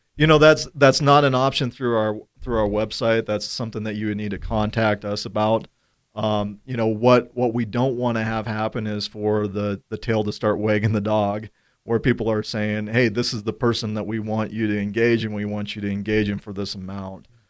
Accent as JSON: {"language": "English", "town": "Gillette", "region": "Wyoming", "country": "United States", "tie": "born or raised there", "said": "growing up in Gillette"}